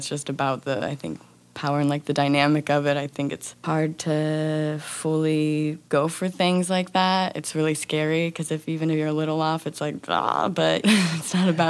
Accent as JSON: {"language": "English", "town": "Independence", "region": "Missouri", "country": "United States", "tie": "born or raised there", "said": "I grew up in Independence, Missouri. It's right outside of Kansas City."}